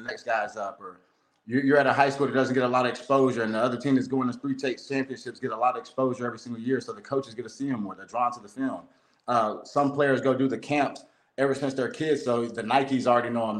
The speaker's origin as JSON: {"language": "English", "town": "Lakeland", "region": "Florida", "country": "United States", "said": "I'm from Lakeland, Florida"}